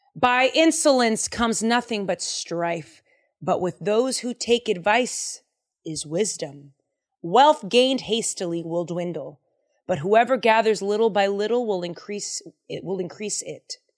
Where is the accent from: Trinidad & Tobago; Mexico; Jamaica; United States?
United States; Boston, Massachusetts; I am from Boston, Massachusetts, and I grew up saying swear words